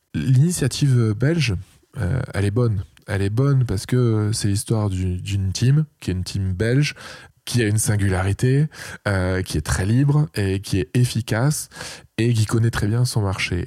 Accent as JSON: {"language": "French", "town": "Aubagne", "region": "Provence-Alpes-Côte d'Azur", "country": "France", "tie": "born or raised there", "also_born_or_lived": "Marseille", "moved": "as an adult", "lives_now": "Lille, France", "said": "je suis marseillais, j'ai grandi à côté des calanques de Cassis"}